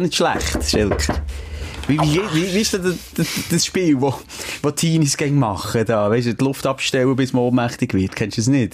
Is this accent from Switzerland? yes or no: yes; Switzerland; bei uns in der Schweiz